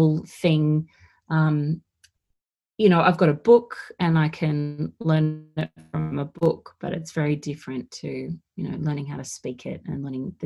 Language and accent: English; Dharawal country, New South Wales, Australia; I was born on Darwal country and I live here now